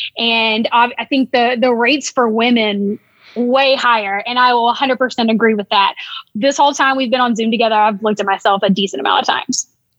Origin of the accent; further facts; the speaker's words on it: Alabama, United States; now in Slippery Rock, United States; I'm from Alabama and this is way more rural up here than where I'm from in Alabama.